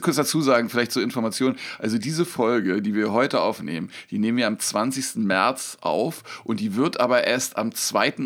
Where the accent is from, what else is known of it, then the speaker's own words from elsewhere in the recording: Berlin, Germany; Ich bin nicht in Neukölln, ich bin in Kreuzberg aufgewachsen